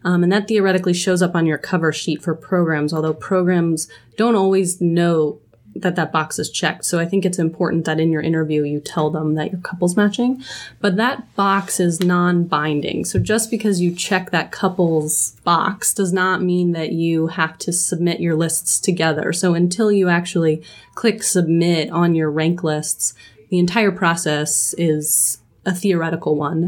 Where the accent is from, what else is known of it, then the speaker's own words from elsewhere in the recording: Denver, Colorado, United States; Jake and I were both born and raised in Denver